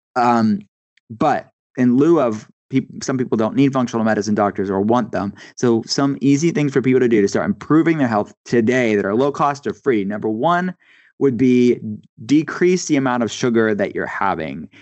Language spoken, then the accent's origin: English; East Coast, United States; I grew up on the East Coast